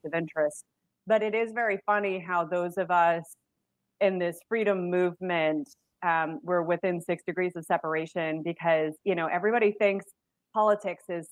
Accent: Massachusetts, United States; moved away; I'm originally from Massachusetts

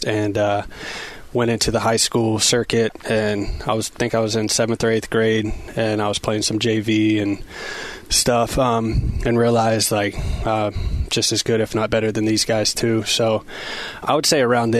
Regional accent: Kentucky, United States; moved away as an adult; also born or lived in Milwaukee; now in Seattle, United States; I grew up in Kentucky, so I'm used to some cold winters

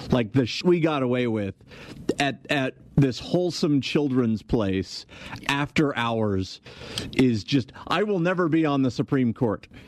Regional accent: Albuquerque, New Mexico, United States; I'm from Albuquerque, New Mexico.

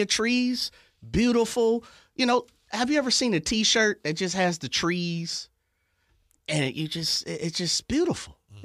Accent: Sacramento, California, United States; born and raised in South Sacramento, that you know, once I left off to college, I would never move back.

